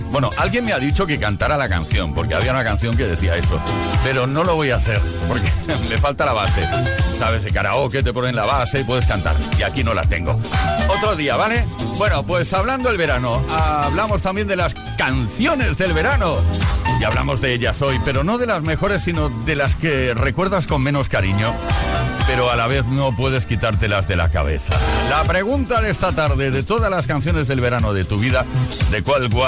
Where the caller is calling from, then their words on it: Villalba, Spain; soy … de Villalba.